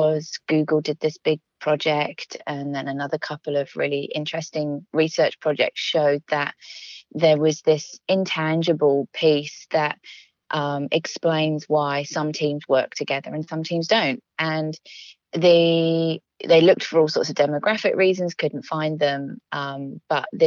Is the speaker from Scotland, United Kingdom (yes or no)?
no; London, United Kingdom; also born or lived in Manchester; I grew up in London